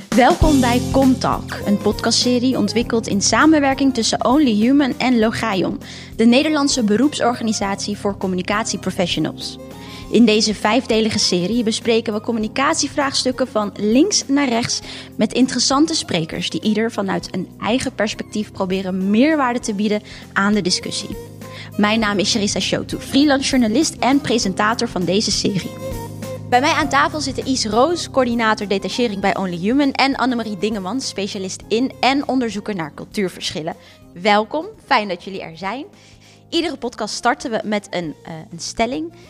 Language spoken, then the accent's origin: Dutch; Netherlands; wij denk ik ook als Nederlanders zijnde